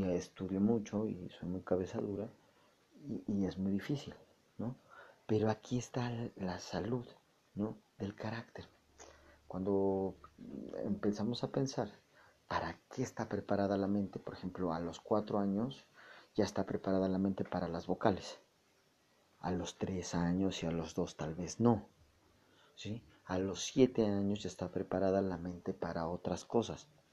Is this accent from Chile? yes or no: no; Mexico; nosotros los mexicanos